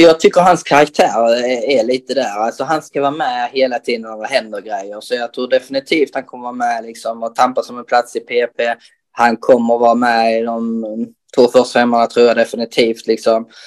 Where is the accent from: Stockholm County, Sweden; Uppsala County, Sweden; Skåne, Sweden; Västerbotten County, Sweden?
Skåne, Sweden; Röke; moved away as an adult; now in Helsingborg, Sweden; jag är uppväxt i att spela innebandy i, i, i Röke